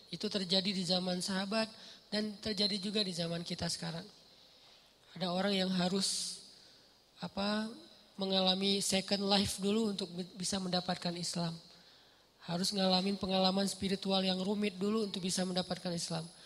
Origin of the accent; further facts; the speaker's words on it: Aceh, Indonesia; now in Bandung, Indonesia; Alhamdulillah Allah takdirkan saya tinggal di Ban di Bandung. Ini nikmat yang besar. Tanpa saya e, mengeluh sebagai orang Aceh karena itu juga nikmat yang luar biasa buat saya